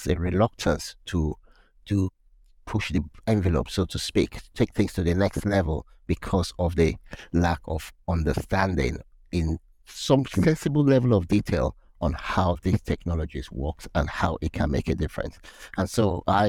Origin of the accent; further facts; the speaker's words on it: Nigeria; moved away; also born or lived in United Kingdom / South Africa / Netherlands; work in Nigeria, my home country